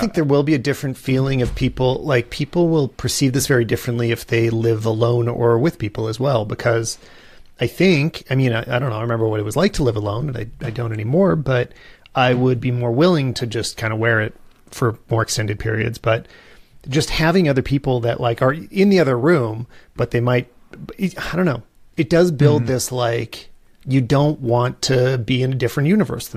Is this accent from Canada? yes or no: yes; Canada; as a Canadian